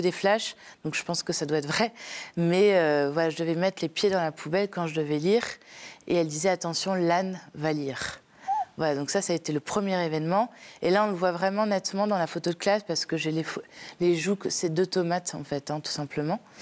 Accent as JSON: {"language": "French", "town": "Paris", "region": "Île-de-France", "country": "France", "said": "je viens de Paris. Paris 17e. donc je suis née dans une très grande famille"}